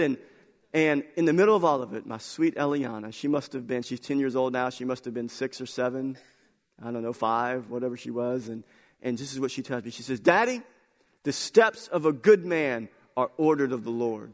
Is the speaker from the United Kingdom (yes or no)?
no; United States; our belief as American culture